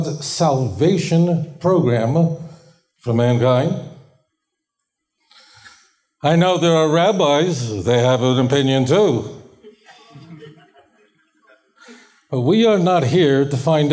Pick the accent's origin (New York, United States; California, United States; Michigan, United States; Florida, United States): New York, United States; New York City; When I grew up in Borough Park, Brooklyn, I grew up with folks who were survived Auschwitz